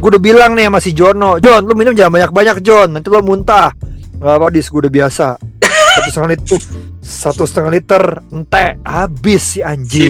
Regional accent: Jakarta, Indonesia; kita orang Jakarta

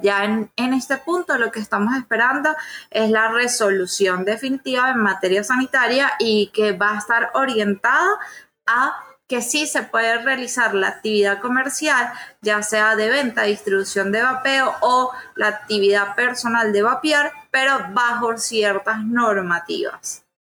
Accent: Venezuela; en mi país

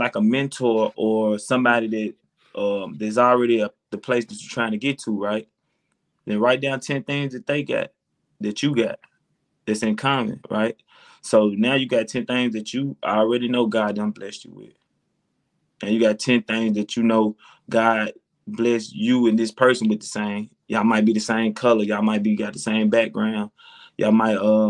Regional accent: Tennessee, United States; I'm from Tennessee

